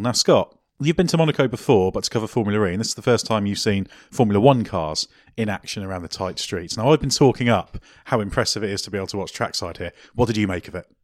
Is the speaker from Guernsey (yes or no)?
yes; Guernsey; I'm originally from a tax haven